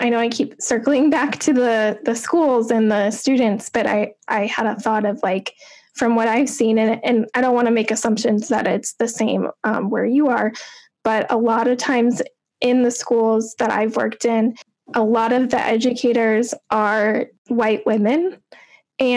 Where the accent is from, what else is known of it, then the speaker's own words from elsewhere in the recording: a little bit south of Chicago, Illinois, United States; I grew up in Illinois, a little bit south of Chicago